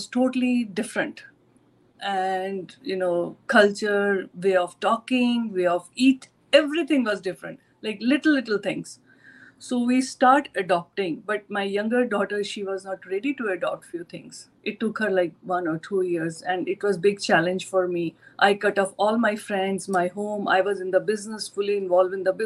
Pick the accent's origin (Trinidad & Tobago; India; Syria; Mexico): India; New Delhi, Delhi; moved away as an adult; now in United States; I born and brought up in India, basically Delhi. I'm from New Delhi